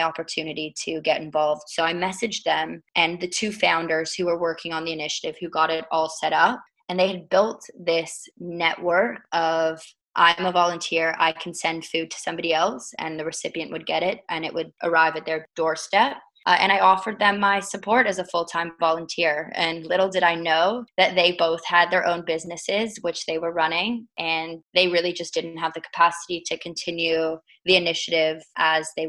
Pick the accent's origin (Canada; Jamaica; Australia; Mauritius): Canada; Toronto, Ontario; also born or lived in United Kingdom; I was born there, although I was raised in Toronto.